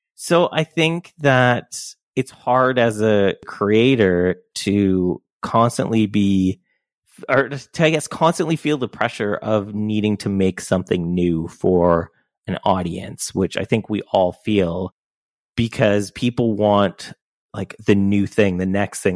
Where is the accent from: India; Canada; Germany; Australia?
Canada; I'm Canadian